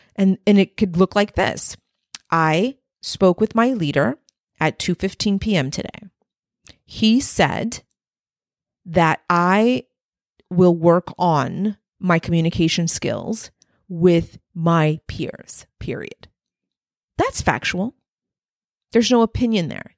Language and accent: English; Texas-Mexican border, United States; I had one foot in Mexico, one foot in the U S along the Texas-Mexican border